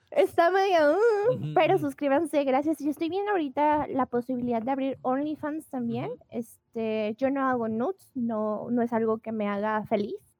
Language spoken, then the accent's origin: Spanish; Guadalajara, Jalisco, Mexico; yo soy de Guadalajara, Jalisco, México.